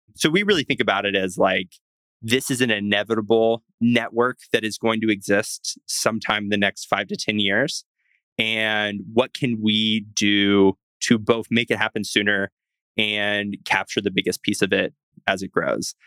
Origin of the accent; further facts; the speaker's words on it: the South, United States; I grew up like in the South, pretty religious, grew up homeschooled